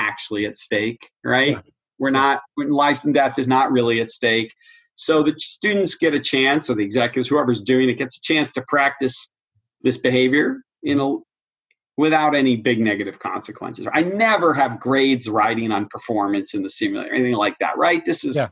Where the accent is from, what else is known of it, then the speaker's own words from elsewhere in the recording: Boston, Massachusetts, United States; I'm a Bostonian